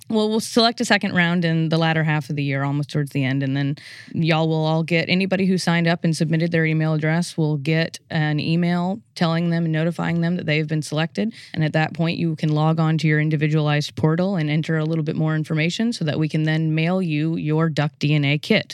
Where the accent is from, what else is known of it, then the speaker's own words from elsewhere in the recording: New Orleans, Louisiana, United States; moved away; I'm originally from the New Orleans area in Louisiana.